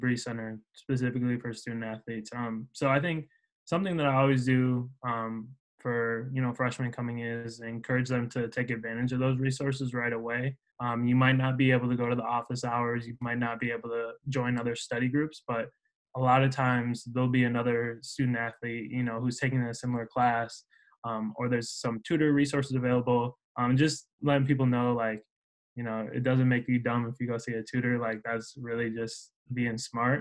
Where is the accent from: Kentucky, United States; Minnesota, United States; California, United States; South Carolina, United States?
Minnesota, United States; Minneapolis; moved away as an adult; now in West Lafayette, United States; I'm from Minneapolis area originally